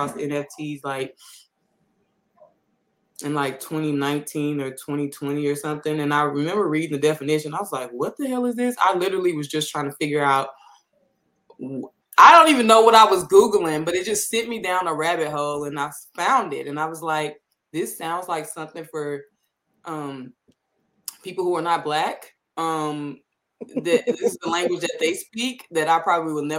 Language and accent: English; St. Louis, Missouri, United States; I'm from St. Louis